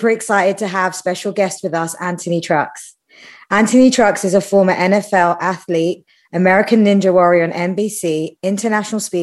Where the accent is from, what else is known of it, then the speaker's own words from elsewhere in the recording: United Kingdom; I'm British